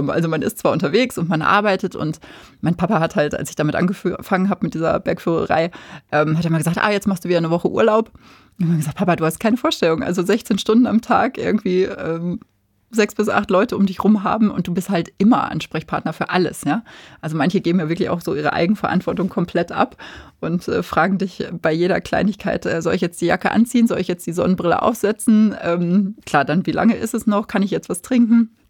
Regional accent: Ruhr area, North Rhine-Westphalia, Germany; also born or lived in Münster / Hamburg / Chiemgau / Allgäu; now in Bavaria, Germany; weil ich bin ja im Ruhrgebiet geboren

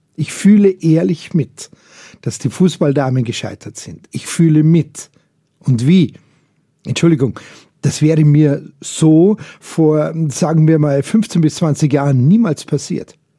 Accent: Bavaria, Germany; bei uns in Bayern

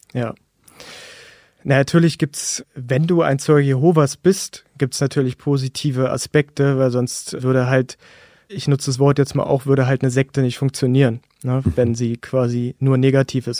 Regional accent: Berlin, Germany; ich bin 1985 in Berlin-Friedrichshain geboren worden und habe zusammen mit meiner Familie gelebt.

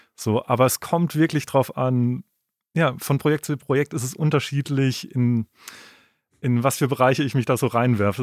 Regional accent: Freiburg, Baden-Württemberg, Germany; in Freiburg, wo ich herkomme

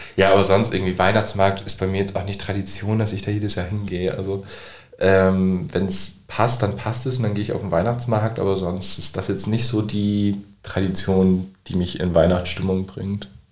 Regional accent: Nordenham, Lower Saxony, Germany; Also ich komme aus Nordhamm

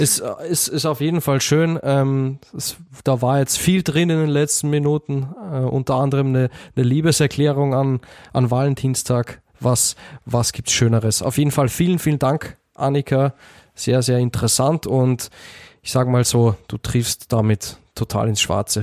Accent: Austria; ich als Österreicher habe mich als Kind eher mit Tom Turbo und der Knickerbockerbande beschäftigt.

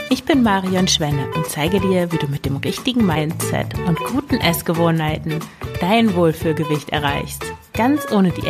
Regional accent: Emsland, Lower Saxony, Germany; moved away as an adult; also born or lived in Russia; now in Antwerp, Belgium; Ich komme eigentlich aus dem Emsland ich lebe mittlerweile aber in Belgien, in Antwerpen.

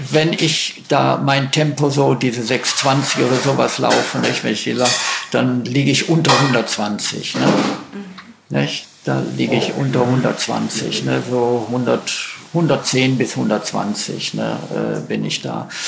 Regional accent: Schleswig-Holstein, Germany; ja, wir haben, ich bin aus Schleswig-Holstein, wir haben auch einen

